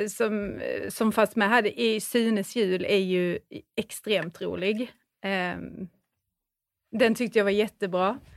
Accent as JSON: {"language": "Swedish", "region": "Skåne", "country": "Sweden", "said": "Jag är ju skåning"}